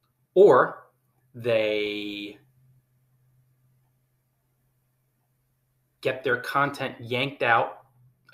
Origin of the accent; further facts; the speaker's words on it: New Jersey, United States; We're both from New Jersey